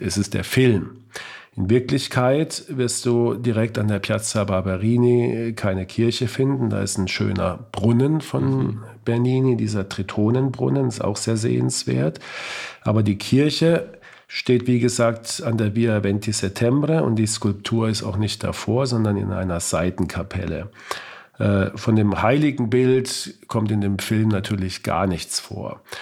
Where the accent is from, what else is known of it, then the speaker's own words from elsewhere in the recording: Heidelberg, Baden-Württemberg, Germany; aus meiner Heimatstadt Heidelberg